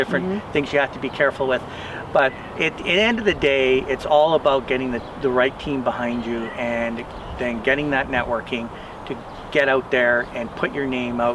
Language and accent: English; Canada; being Canadian